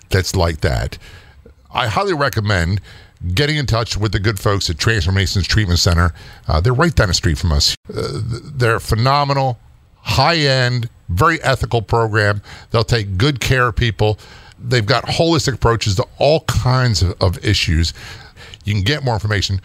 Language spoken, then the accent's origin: English; Norfolk, Virginia, United States; I was raised in Norfolk, Virginia, most of my life in a military town